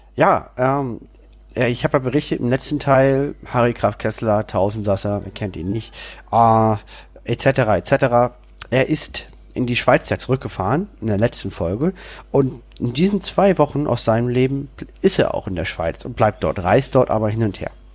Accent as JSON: {"language": "German", "region": "Berlin", "country": "Germany", "tie": "born or raised there", "said": "bin wieder in meiner Heimatstadt, in meiner Wohnung"}